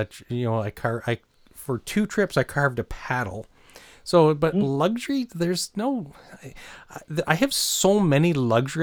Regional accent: New Brunswick, Canada; I grew up in New Brunswick

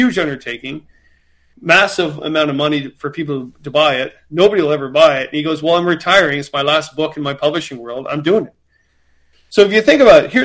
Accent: Milton, Ontario, Canada; moved away as an adult; now in Peterborough, Canada; I moved from my hometown, Milton, to actually Peterborough

